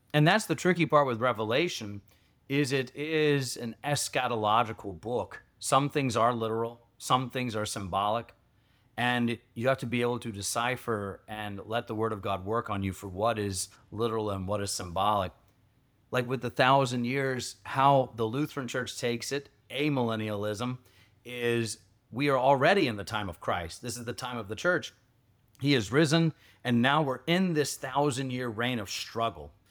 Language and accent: English; Georgia, United States; moved away; I grew up in Georgia